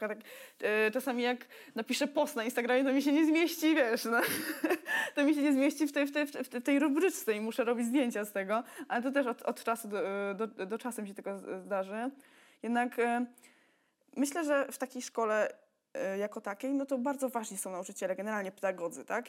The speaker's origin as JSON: {"language": "Polish", "town": "Toruń", "region": "Kuyavian-Pomeranian Voivodeship", "country": "Poland", "said": "pochodzę z Torunia"}